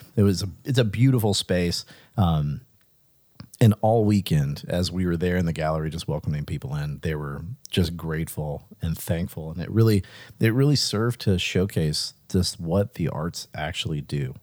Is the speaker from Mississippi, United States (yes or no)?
yes; Pascagoula, Mississippi, United States; moved away; also born or lived in Richmond; he was born in my hometown